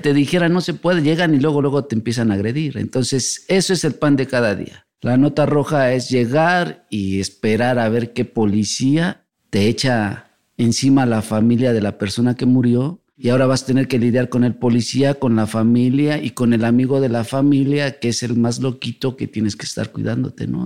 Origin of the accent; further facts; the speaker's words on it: Mexico City, Mexico; de aquí, de la Ciudad de México.